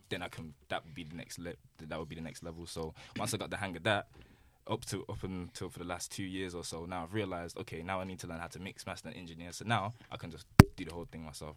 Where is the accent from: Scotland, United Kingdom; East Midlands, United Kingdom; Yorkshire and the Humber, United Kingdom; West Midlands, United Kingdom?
West Midlands, United Kingdom; Birmingham; also born or lived in London; I was born in London, raised in Birmingham